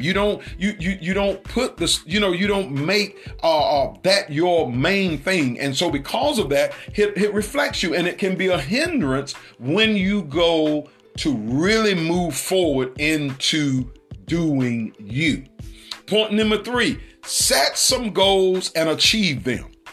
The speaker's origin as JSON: {"language": "English", "country": "United States"}